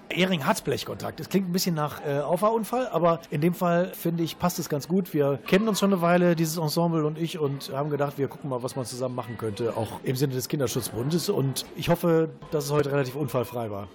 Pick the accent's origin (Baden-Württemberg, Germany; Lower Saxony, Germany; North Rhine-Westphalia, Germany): North Rhine-Westphalia, Germany; Krefeld; Ich komme ja aus Krefeld Krefeld